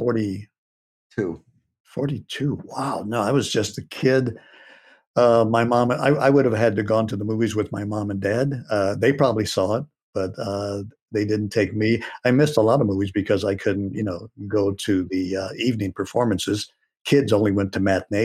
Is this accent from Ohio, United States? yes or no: no; Santa Barbara, California, United States; moved away as an adult; also born or lived in Los Angeles; I had already left my hometown of Santa Barbara, and I had moved to the Los Angeles area